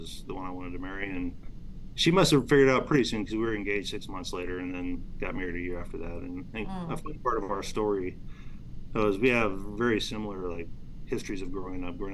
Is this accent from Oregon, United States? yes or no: yes; Albany, Oregon, United States; I grew up in Albany, Oregon, so it's about an hour and 15 minutes south of Portland, Oregon.